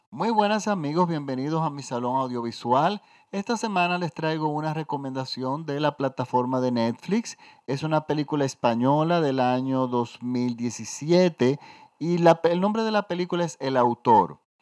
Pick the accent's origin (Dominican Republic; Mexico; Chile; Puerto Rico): Dominican Republic; en mi país